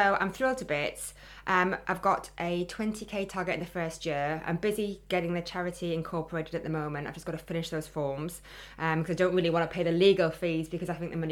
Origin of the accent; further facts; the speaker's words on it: Geordie, North East England, United Kingdom; accent: Geordie; my Geordie accent